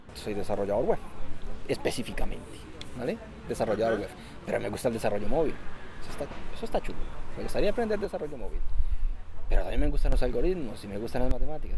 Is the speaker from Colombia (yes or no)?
yes; Colombia; moved away as an adult; also born or lived in Spain; now in Germany; soy colombiano y emigré a Europa hace ya más de 7 años